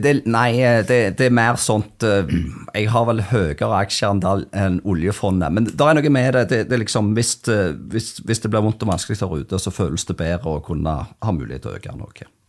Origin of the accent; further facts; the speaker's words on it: Stavanger, Rogaland, Norway; Jeg er fra Stavanger